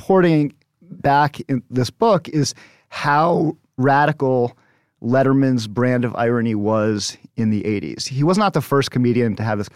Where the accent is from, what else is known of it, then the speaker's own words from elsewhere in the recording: United States; I growing up outside of New York